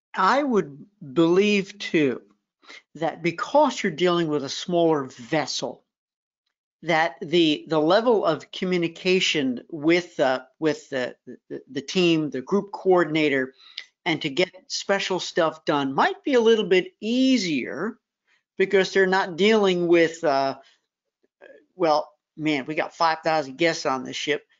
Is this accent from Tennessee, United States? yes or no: yes; Memphis, Tennessee, United States; my hometown